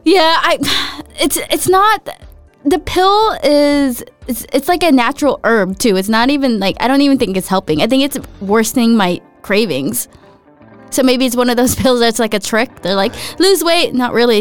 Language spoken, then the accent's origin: English; United States; I'm American